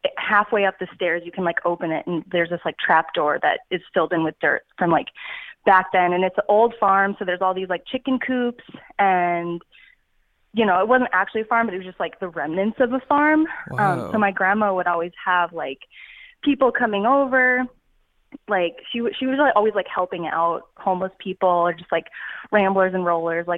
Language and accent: English; Texas, United States; I'm from Texas